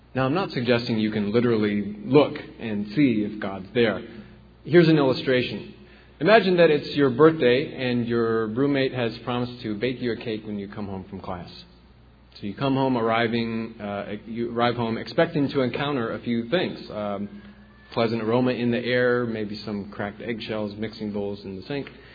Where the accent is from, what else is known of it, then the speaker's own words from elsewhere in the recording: the Corn Belt, Midwest, United States; I'm from the Corn Belt myself, the Midwest